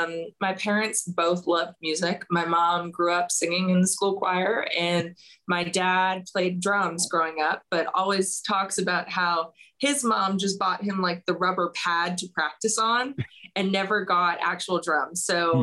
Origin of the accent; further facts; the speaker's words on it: Alberta, Canada; I like to say Alberta especially at least has a home for country music, because where I'm from, you've got the Canadian Finals R